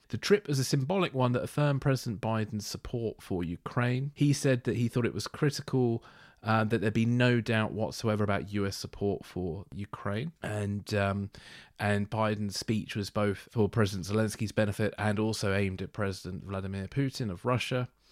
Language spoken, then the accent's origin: English; United Kingdom; being a Brit